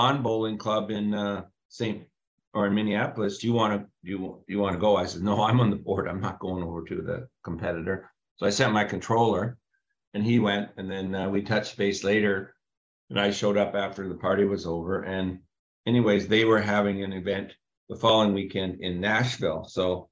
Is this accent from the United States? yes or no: no; Canada; us being Canadian, me jumping across the border